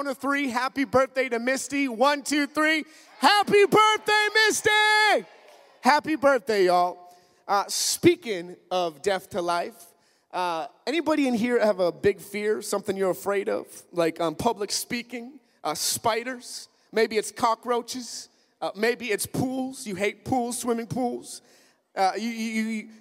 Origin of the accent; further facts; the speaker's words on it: Minnesota, United States; I'm from Minnesota, up in the north